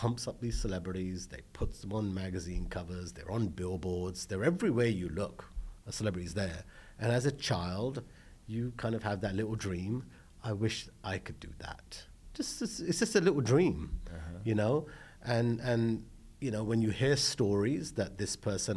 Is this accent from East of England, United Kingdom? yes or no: no; London, United Kingdom; moved away as an adult; now in Los Angeles, United States; I was born in London, you know, I had one elder brother. Mum and dad were running a restaurant in the UK, in London, in Holborn